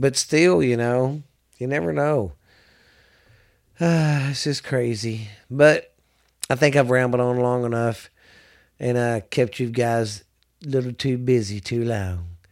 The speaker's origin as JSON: {"language": "English", "region": "the South", "country": "United States", "said": "I'm from the South"}